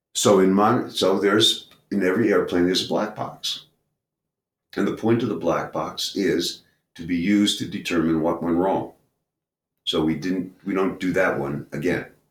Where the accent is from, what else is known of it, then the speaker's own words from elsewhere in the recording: New York City, New York, United States; I grew up in Brooklyn